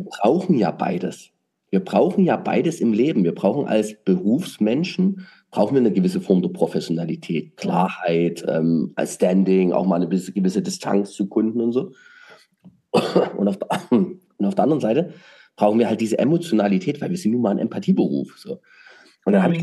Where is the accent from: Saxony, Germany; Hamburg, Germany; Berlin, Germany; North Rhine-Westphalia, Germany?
Saxony, Germany; als Sachse